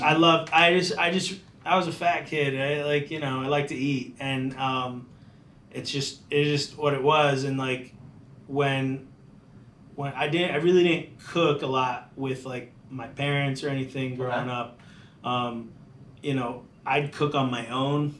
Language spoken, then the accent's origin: English; Palm Harbor, Florida, United States; also born or lived in Hollywood, Florida; I grew up in Tampa, the Tampa area, Palm Harbor